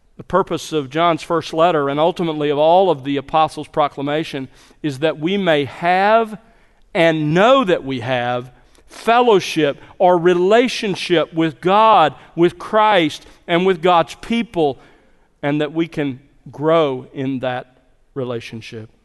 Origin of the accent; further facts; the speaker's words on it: South Alabama, United States; When I was growing up in South Alabama, we had two acres and we lived on the edge of civilization